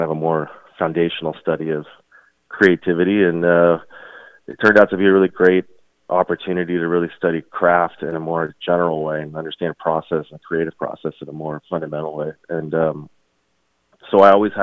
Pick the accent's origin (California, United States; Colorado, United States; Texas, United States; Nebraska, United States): Texas, United States; Houston; we grew up in Houston.